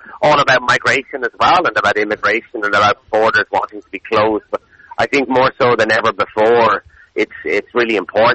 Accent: Dublin, Leinster, Ireland; now in Galway, Ireland; I'm from Dublin originally. We came to Galway in 99, about 20 years ago

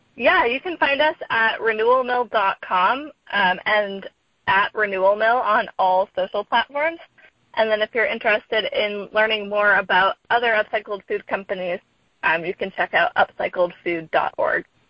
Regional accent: Sandwich, Massachusetts, United States; now in Oakland, United States; I'm originally from Massachusetts from a town called Sandwich

